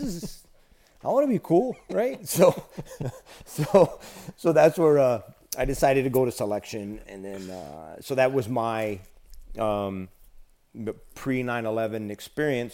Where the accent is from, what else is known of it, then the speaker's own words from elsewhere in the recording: United States; our nation and, and who we are as a people, as an American people